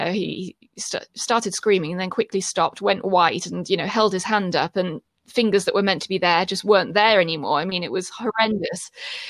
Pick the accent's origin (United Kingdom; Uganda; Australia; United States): United Kingdom; So I'd say to people, you know, I'm British.